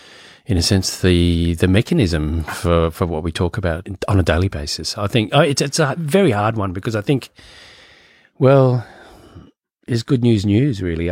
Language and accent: English; Virginia, United States; Just outside of DC. So in Virginia, but my dad was working in DC.